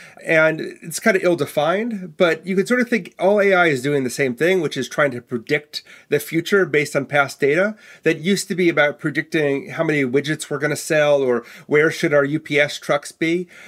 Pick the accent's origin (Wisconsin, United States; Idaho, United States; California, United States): Wisconsin, United States; Milwaukee; So I may speak like an East Coaster, but I was born and raised in Milwaukee, Wisconsin, so which surprised everybody.